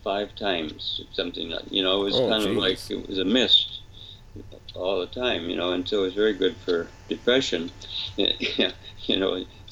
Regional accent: England, United Kingdom; Father, I'm English, you know, and the English are kind of stiff upper lip, you know, we can do it, you know.

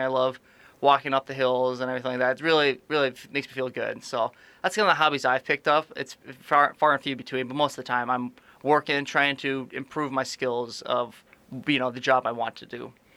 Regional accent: Aberdeen, South Dakota, United States; I am from Aberdeen, South Dakota, a little northeast town

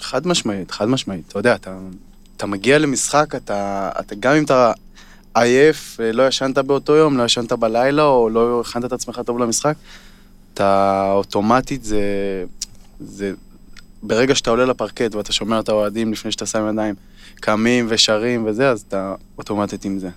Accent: Kfar Vradim, Northern District, Israel; moved away; אני מהצפון, כמו שדיברנו על זה, גדלתי שם

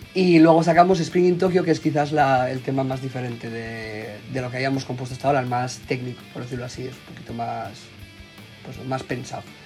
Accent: Gijón, Asturias, Spain; somos un grupo de Gijón, de Asturias, de la zona norte de España

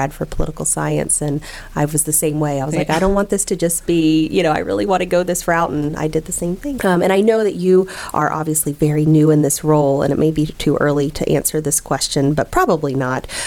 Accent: Lakeland, Florida, United States; I've lived here in Lakeland my whole life

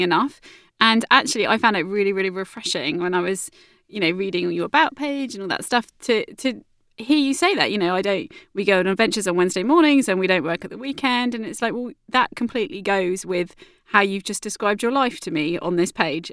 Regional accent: Southampton, South East England, United Kingdom; It is my hometown and it's where I live now.

